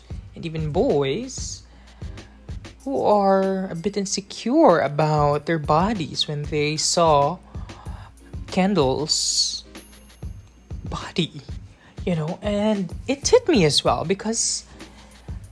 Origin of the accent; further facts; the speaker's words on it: Philippines; I'm from the Philippines